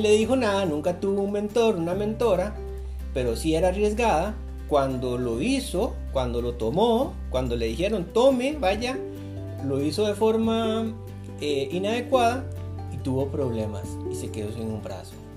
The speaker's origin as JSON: {"language": "Spanish", "country": "Costa Rica", "said": "yo soy de Costa Rica"}